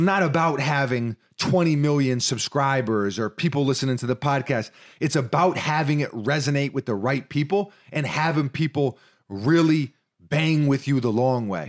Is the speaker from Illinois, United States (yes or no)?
no; New York City, New York, United States; we're from New York City